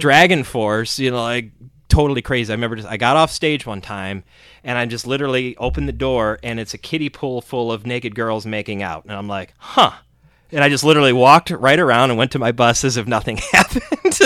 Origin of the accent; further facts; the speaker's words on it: Cleveland, Ohio, United States; we're from Cleveland